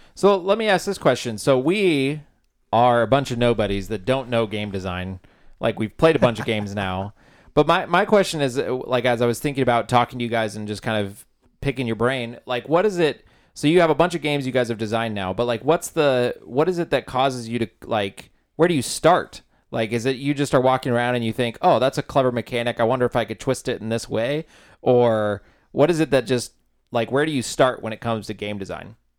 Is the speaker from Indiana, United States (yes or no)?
no; Olympia, Washington, United States; moved away as an adult; I'm originally from Olympia, Washington